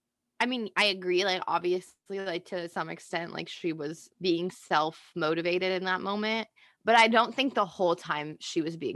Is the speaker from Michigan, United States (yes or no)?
no; Florida, United States; we're from Florida.